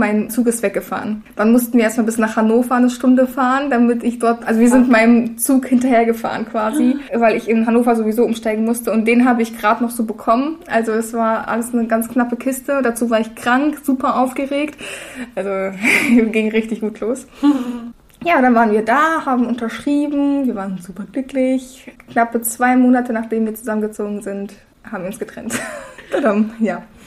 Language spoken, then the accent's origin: German; Russia; now in Berlin, Germany; ich wurde in Russland geboren